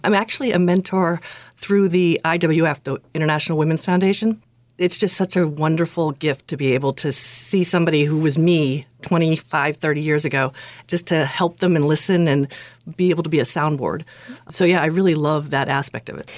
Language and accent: English; Acton, Massachusetts, United States; also born or lived in Lexington; I grew up in Acton, lived there my whole life. until I went away to college.